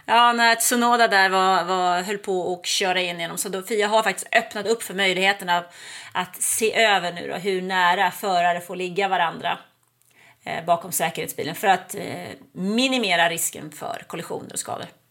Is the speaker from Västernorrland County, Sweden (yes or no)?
no; Nacka, Stockholm County, Sweden; moved away as an adult; now in Ystad, Sweden; Jag är född och uppvuxen i Nacka utanför Stockholm